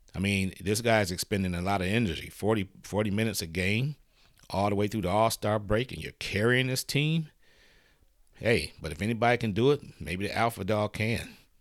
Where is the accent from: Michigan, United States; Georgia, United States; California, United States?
Michigan, United States; Detroit; I'm from Detroit